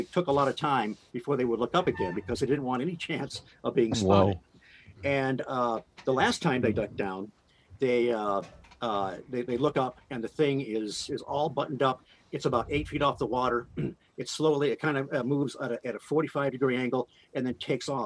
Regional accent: Detroit, Michigan, United States; I grew up in Detroit

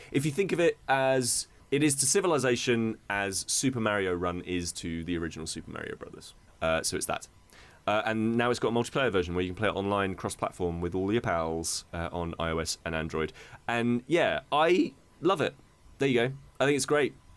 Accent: United Kingdom; as many a British person, I went to a C of E school

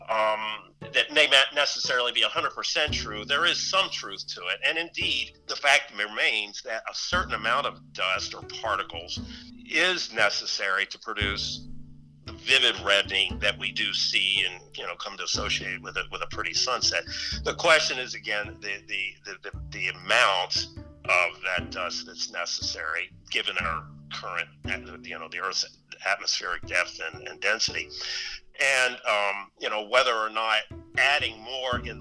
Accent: Baltimore, Maryland, United States; I grew up in Baltimore

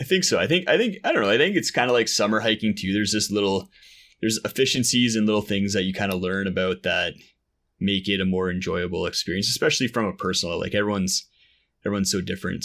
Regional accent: Ottawa, Ontario, Canada; moved away; I grew up in Ottawa, out, out east

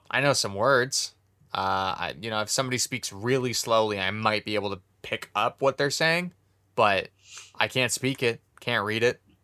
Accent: Canada; I'm Canadian

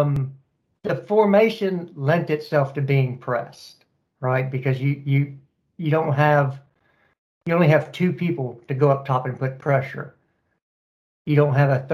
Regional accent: Texas, United States; I am a Texan. Proud Texan

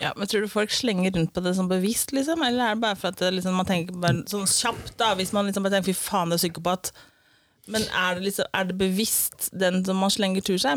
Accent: Eastern Norway, Norway; accent: Eastern Norwegian (Østlandet); jeg er vanlig dialekt fra Østlandet

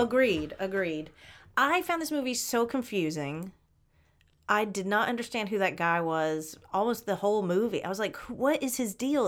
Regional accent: Atlanta, Georgia, United States; I grew up in Atlanta

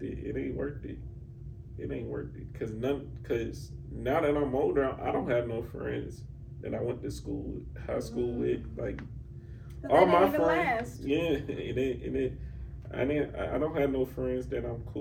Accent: Atlanta, Georgia, United States; I'm from here

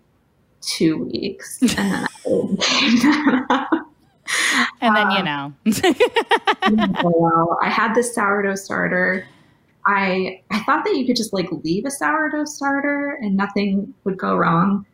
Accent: St. Louis, Missouri, United States; also born or lived in New York; We're both from the St. Louis area

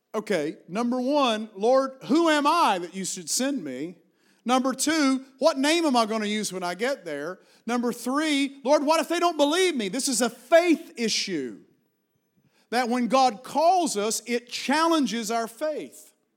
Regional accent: Appalachian Mountains, Virginia, United States; accent: Appalachian; moved away as an adult; also born or lived in Washington, D.C.; I was raised in Appalachian Mountains, and I've carried this accent

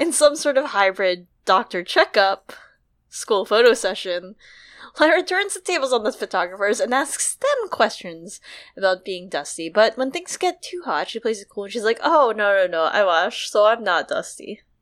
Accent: United States; as an American

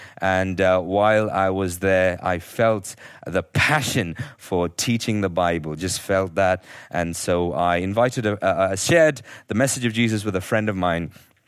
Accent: Nigeria; born there; I was born in Nigeria, and my parents were teaching their school teachers there at that time.

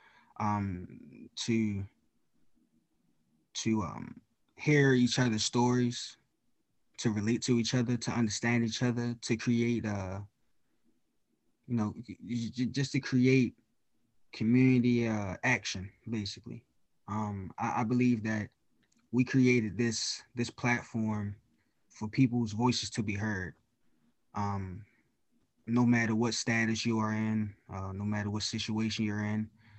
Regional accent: Baltimore, Maryland, United States; I'm coming from Baltimore.

